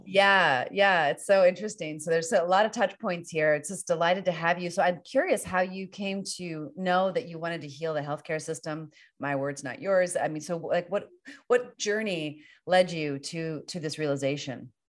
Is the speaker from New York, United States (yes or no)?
no; Northern Virginia, United States; now in California, United States; I'm from Northern Virginia